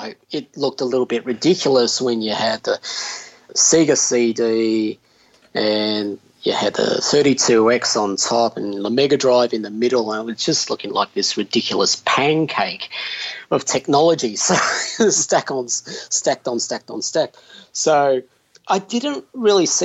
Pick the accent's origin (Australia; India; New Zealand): Australia; Victoria; moved away as an adult; also born or lived in Sydney; I was from Victoria down south